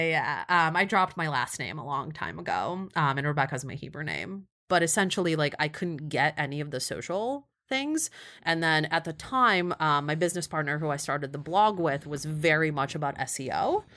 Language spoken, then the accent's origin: English; Kyiv, Ukraine; also born or lived in Cleveland, Ohio; now in New York, United States; born and raised in Kyiv